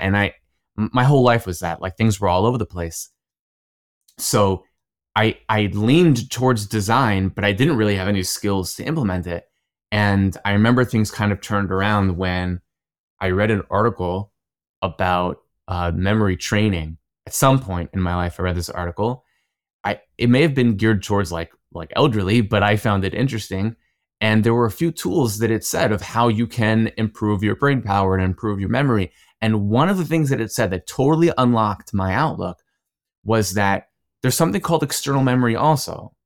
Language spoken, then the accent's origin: English; Cherry Hill, New Jersey, United States; moved away as an adult; also born or lived in Israel; I grew up in New Jersey, in Cherry Hill